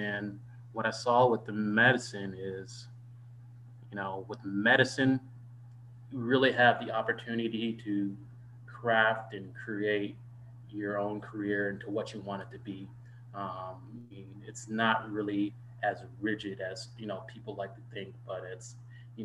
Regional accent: Dallas, Texas, United States; moved away as an adult; also born or lived in Indiana / Washington, D.C. / Fort Worth, Texas / Caribbean; now in Detroit, United States; I grew up in Dallas, Texas

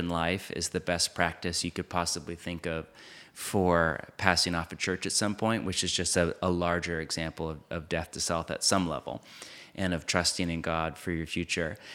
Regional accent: United States; I grew up in it

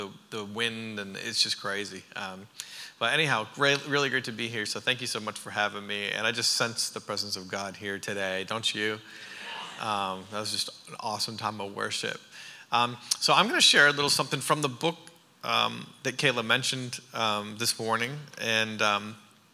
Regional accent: Harriston, Ontario, Canada; moved away as an adult; also born or lived in New York / California; now in Franklin, United States; I'm Canadian. I'm from Ontario. My parents pastor a church about this size in an agricultural community called Harrison. There's about 1,800 people in our town

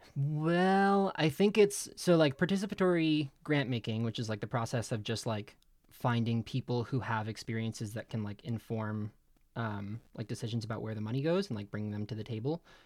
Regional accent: Middletown, New Jersey, United States; I grew up in Middletown, New Jersey with Jess

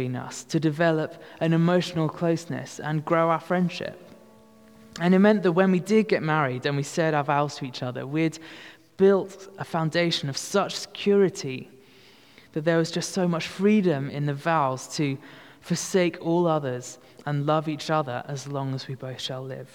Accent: United Kingdom; we are that British

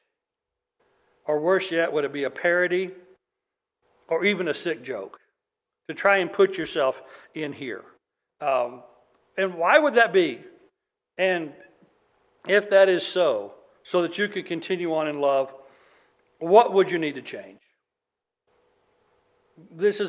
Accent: United States; as Americans

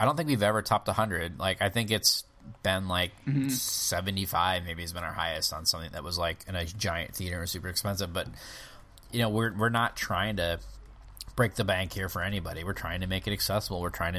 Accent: Michigan, United States; oh yeah, I'm from Michigan. I love Michigan State.

